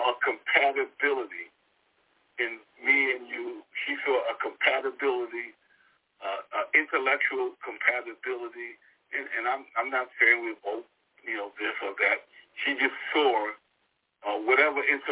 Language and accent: English; New York City, New York, United States; I grew up in Brooklyn, Brownsville